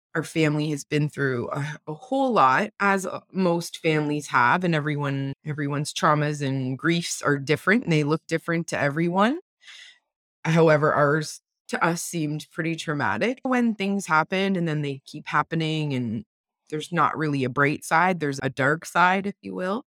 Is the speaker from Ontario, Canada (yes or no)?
yes; Windsor, Ontario, Canada; I'm a mom and a wife and a podcaster from Windsor, Ontario